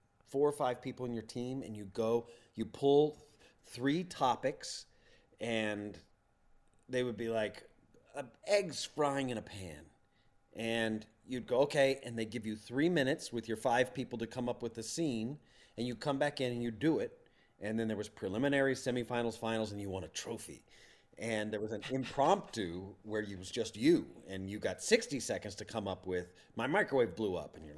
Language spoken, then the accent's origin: English; Plano, Texas, United States; I grew up in Plano, Texas